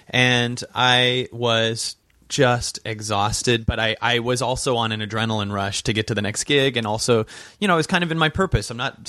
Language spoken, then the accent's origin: English; Seattle, Washington, United States; And I'm from Seattle, so there was a lot of me feeling this week.